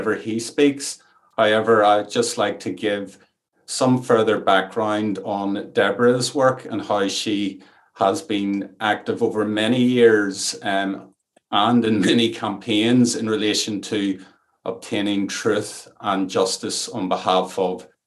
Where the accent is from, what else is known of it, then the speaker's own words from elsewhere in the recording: Ireland; accent: Irish; You'll maybe detect from my accent that I'm Irish and I'm speaking from an Irish rainforest